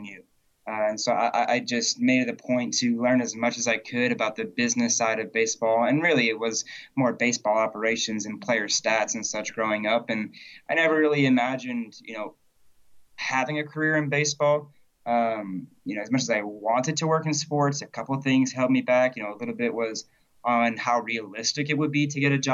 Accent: Berkley, Massachusetts, United States; I was born and raised in Berkeley, Massachusetts, which is a small little farming town in the south coast of the state

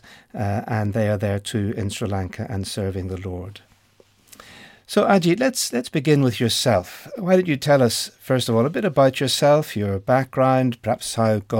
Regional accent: Ireland; my home country, which is Ireland

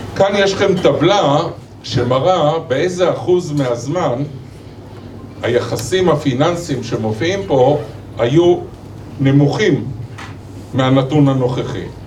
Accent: Israel; בהסתכלות שלנו כישראלים

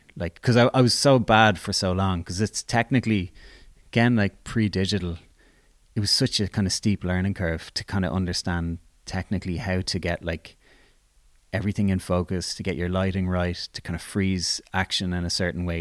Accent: Dublin, Leinster, Ireland; I grew up in Blanchestown

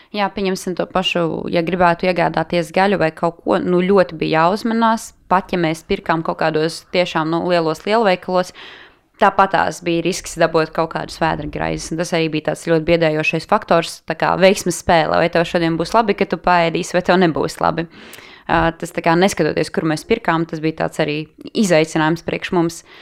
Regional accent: Latvia; Tu pasaki no Latvijas

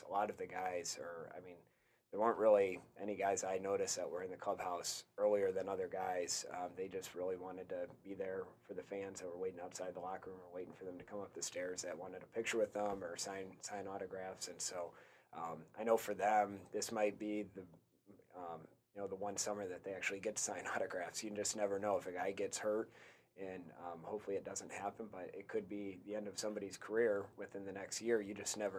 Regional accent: Michigan, United States; we're both from Michigan

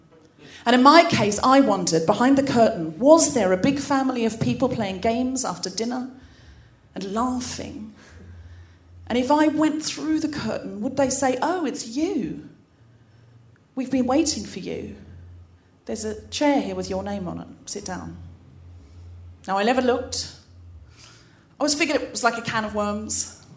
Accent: Australia; I was brought up in Australia, and I know I don't sound especially Australian, but I read a lot of Enid Blyton as a child, and I picked up the accent from the books.

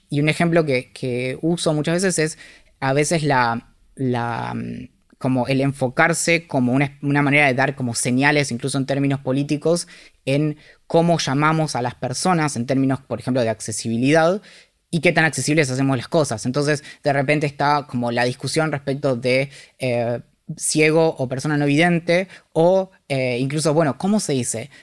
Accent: Bariloche, Río Negro, Argentina; crecí en Bariloche.

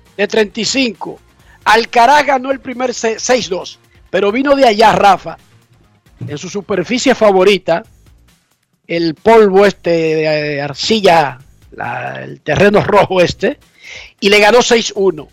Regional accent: Buenos Aires de Herrera, Distrito Nacional, Dominican Republic; yo soy de Buenos Aires, de Herrera

